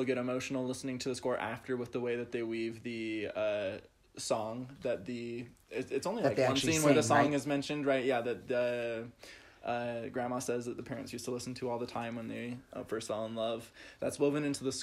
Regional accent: United States; as an American

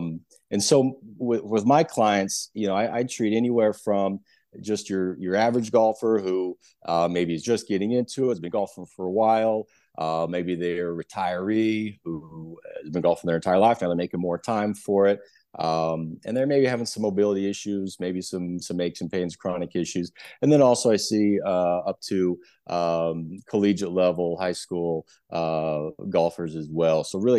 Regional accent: Nebraska, United States; So I'm originally from Nebraska, went to University of Nebraska, Lincoln for undergrad, go Big Red

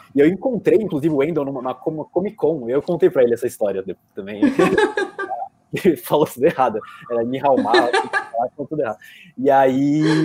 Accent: Brazil; como brasileiros, que nós somos brasileiros

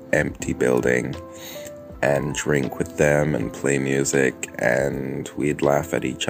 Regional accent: Hong Kong

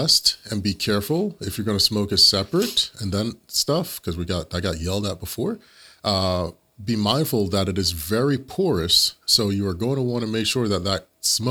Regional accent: Jamaica; I'm Jamaican.

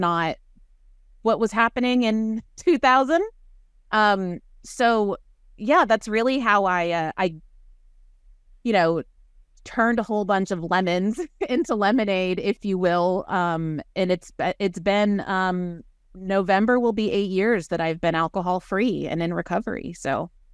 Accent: Waco, Texas, United States; also born or lived in Northern California; I was raised in Waco, Texas, by a strong, opinionated feminist mom

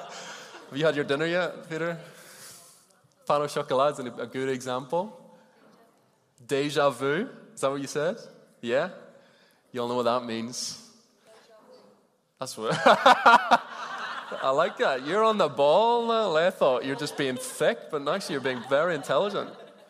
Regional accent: Ireland; I grew up in Ireland, and occasionally you'd kind of switch the channel and it would come on the radio and you'd hear all this, what to me was gobbledygook

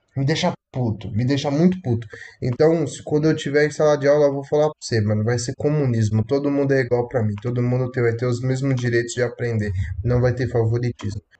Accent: Paulínia, São Paulo, Brazil; Eu sou aqui do interior de São Paulo, é, Paulínia, cidade pequena. Nasci e me criei no fundo da casa da minha avó

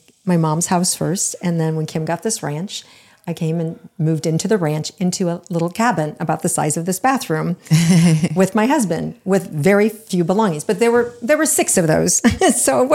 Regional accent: Iowa, United States; moved away as an adult; also born or lived in Florida; When I first was 18 years old and I moved and left from Iowa to Florida

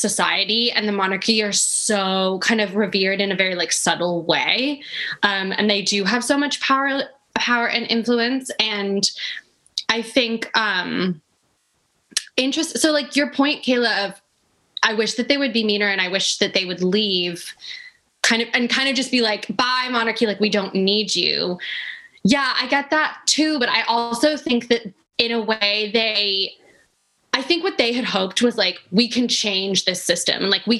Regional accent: United States; also born or lived in England; now in United Kingdom; I'm English. My parents are English. I've lived here for like 12 years. I grew up spending all my summers here. My family are from the UK. But I grew up in the US and I am mixed race

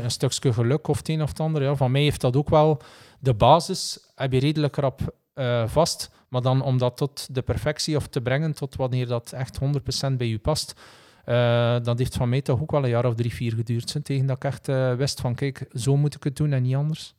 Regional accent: Belgium

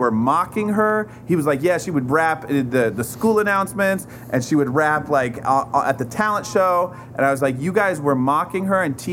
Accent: Portland, Oregon, United States; I grew up in Portland, Oregon

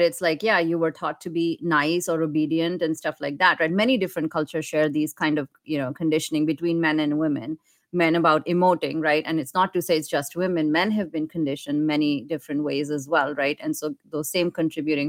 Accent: India; moved away as an adult; now in United States; Me growing up in India

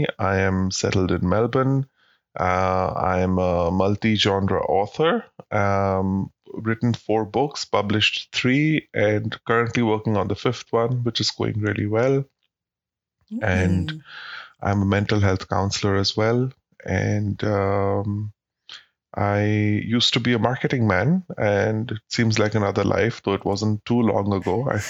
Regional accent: Dubai, United Arab Emirates; moved away as an adult; also born or lived in London / Mumbai; now in Australia; So I was brought up in Dubai in the United Arab Emirates.

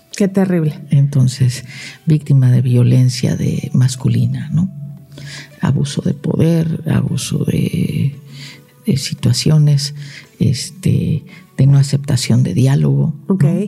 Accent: Morelos, Mexico; also born or lived in Tijuana, Baja California / China

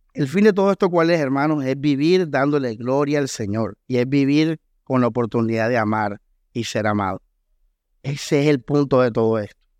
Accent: Costeño, Caribbean coast, Colombia; Aquí lo entendemos como costeños

